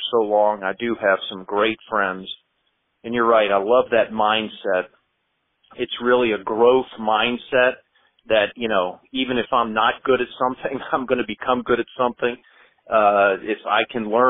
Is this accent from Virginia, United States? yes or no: yes; James River, just west of Richmond, Virginia, United States; also born or lived in Washington, D.C.; I was born in Washington, D.C., actually, but raised on the James River just west of Richmond